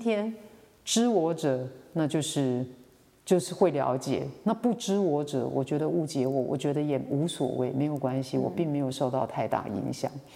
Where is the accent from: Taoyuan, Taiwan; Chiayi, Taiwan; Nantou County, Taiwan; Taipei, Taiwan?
Taoyuan, Taiwan; Xinwu; moved away as an adult; also born or lived in Miaoli, Taiwan; now in Toufen, Miaoli, Taiwan; 我来自于桃园的一个乡下地方叫嗯新屋